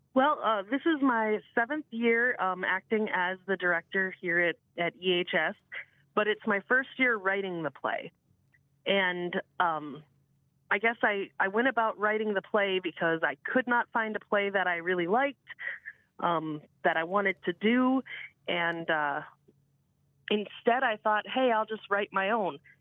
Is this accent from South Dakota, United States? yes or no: yes; Eureka, South Dakota, United States; I grew up in Eureka